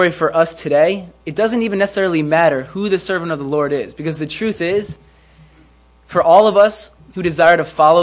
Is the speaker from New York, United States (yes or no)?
yes; White Plains, New York, United States; I am from White Plains